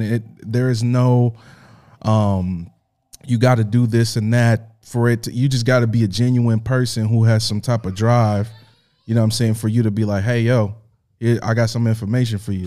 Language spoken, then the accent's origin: English; Indianapolis, Indiana, United States; born or raised there; now in Los Angeles, United States